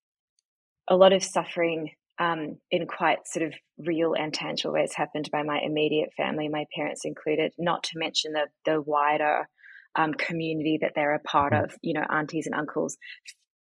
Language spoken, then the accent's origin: English; Auckland, New Zealand; moved away as an adult; also born or lived in New York / London / Byron Bay; now in Melbourne, Australia; I was born in New Zealand. Mm. So my parents had just immigrated